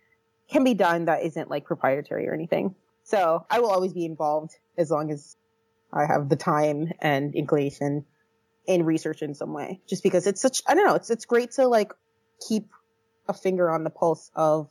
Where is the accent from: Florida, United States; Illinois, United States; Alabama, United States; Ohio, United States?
Florida, United States; Fort Lauderdale; moved away as an adult; also born or lived in Virginia; now in California, United States; that's where I'm from. That's where my family is, born and raised.